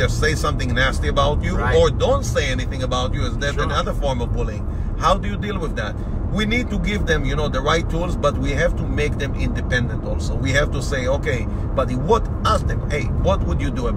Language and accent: English; Boston, Massachusetts, United States; we are coming from Boston.